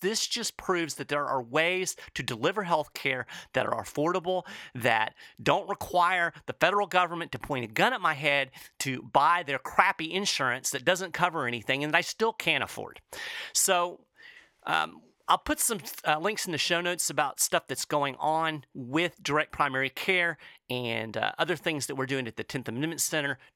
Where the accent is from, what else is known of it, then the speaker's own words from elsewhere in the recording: Lexington, Kentucky, United States; my hometown of Lexington, Kentucky